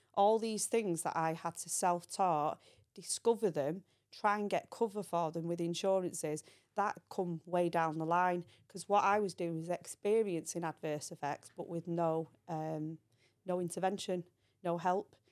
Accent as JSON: {"language": "English", "town": "Manchester", "region": "North West England", "country": "United Kingdom", "tie": "born or raised there", "also_born_or_lived": "Belfast", "said": "I came from Belfast. Um, we moved to Manchester, and that's where my life started"}